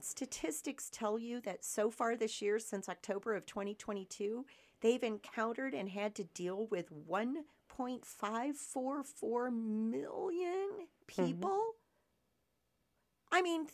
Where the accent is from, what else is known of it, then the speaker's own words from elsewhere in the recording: Michigan, United States; now in Cochise County, United States; I was born and raised in Michigan.